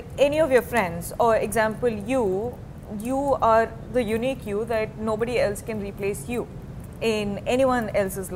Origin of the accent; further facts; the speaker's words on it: South India, India; moved away; I'm from the South